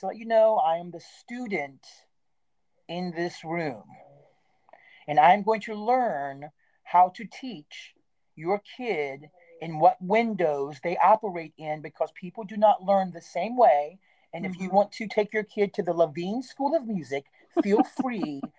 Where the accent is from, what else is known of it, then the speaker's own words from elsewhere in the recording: Stephens City, Virginia, United States; moved away as an adult; where I was raised in Steven City